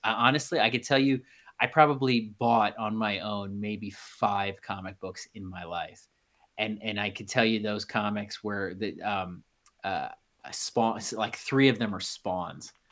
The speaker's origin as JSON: {"language": "English", "region": "Midwest", "country": "United States", "tie": "born or raised there", "said": "growing up in the Midwest"}